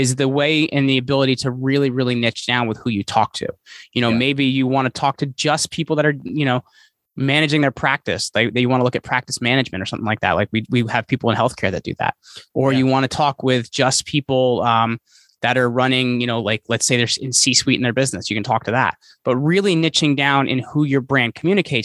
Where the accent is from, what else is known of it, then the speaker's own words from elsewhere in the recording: Sussex County, New Jersey, United States; also born or lived in Morris County, New Jersey; I've been in New Jersey all my life. I'm a Sussex County boy, so it's all farm country up here. I grew up picking string beans and stuff like that.